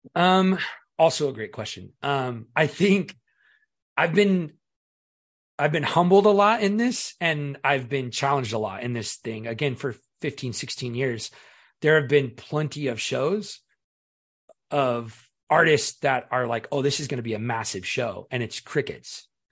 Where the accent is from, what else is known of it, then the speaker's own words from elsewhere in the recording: Seattle, Washington, United States; I was born and raised in Seattle